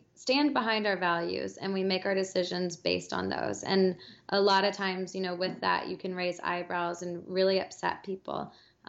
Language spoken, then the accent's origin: English; Alabama, United States; I grew up in the South, I grew up in Alabama